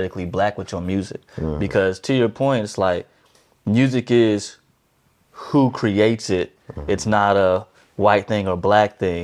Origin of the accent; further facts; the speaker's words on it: Dallas, Texas, United States; I'm from Dallas, Texas